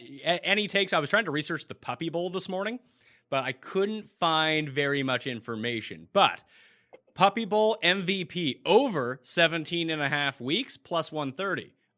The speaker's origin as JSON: {"language": "English", "country": "Canada", "said": "As a Canadian, I always pay attention to the U.S. dollar versus the Canadian dollar."}